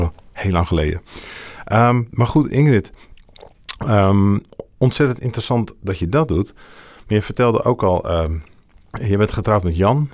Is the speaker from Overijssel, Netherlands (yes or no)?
no; Assen, Drenthe, Netherlands; ik ben zelf geboren in Assen